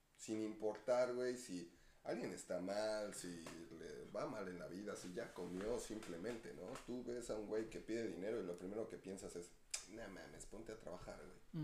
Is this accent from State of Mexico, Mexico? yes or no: yes; Ecatepec, State of Mexico, Mexico; yo también de Catepec